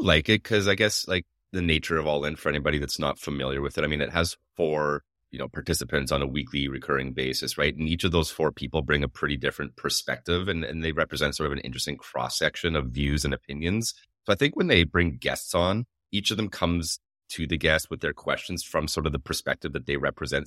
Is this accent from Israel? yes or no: no; Canada; I'm Canadian